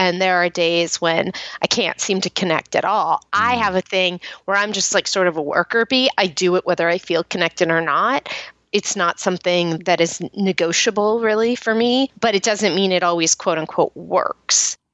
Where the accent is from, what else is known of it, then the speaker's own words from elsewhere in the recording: Marin County, California, United States; I grew up in Marin County, which is outside San Francisco